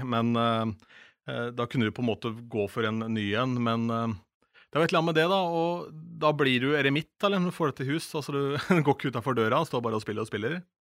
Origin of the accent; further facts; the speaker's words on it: Askim, Viken, Norway; besøkte da ungdomsklubben hjemme i Askim